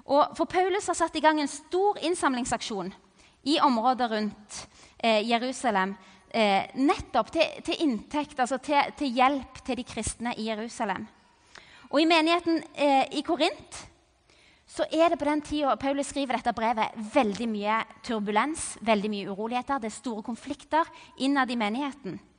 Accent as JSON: {"language": "Norwegian", "country": "Cameroon", "tie": "born or raised there", "said": "Og jeg vokste opp i Kamerun i Vest-Afrika."}